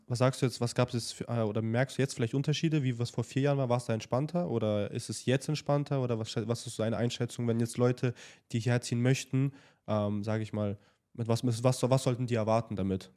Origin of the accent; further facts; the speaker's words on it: Nuremberg, Bavaria, Germany; moved away as an adult; now in Dubai, United Arab Emirates; wir kommen ja ursprünglich aus Nürnberg und ähm, natürlich auch in der Jugendzeit viel mit ähm, Party, sag ich mal, verbracht